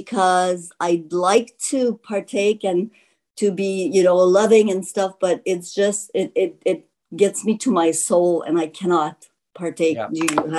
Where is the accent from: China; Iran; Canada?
Canada; I'm from Canada.